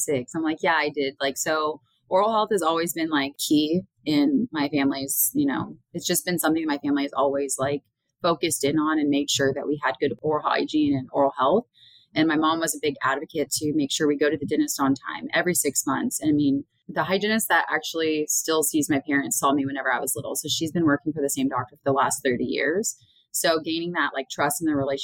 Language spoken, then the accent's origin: English; Tulsa, Oklahoma, United States; moved away as an adult; also born or lived in San Angelo, Texas / San Antonio, Texas; I was born and raised in Tulsa, Oklahoma.